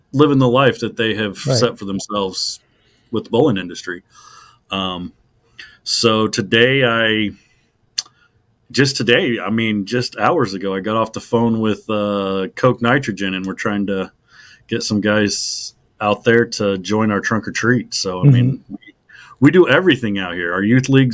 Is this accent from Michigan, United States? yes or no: no; Enid, Oklahoma, United States; I grew up in Enid. I was 9 when I moved here